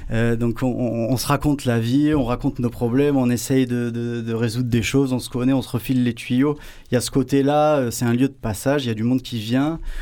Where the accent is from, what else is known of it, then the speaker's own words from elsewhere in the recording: Marseille, Provence-Alpes-Côte d'Azur, France; also born or lived in Paris; Je suis Marseillais, Mazargué